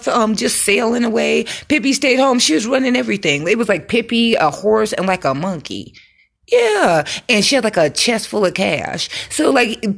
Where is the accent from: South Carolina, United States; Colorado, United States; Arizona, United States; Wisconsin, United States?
Colorado, United States; I'm from Colorado, grew up in the wild, wild west, where we got those big hills up there